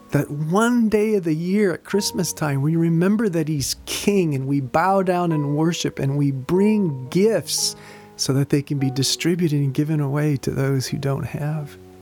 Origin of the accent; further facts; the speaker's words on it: United States; as an American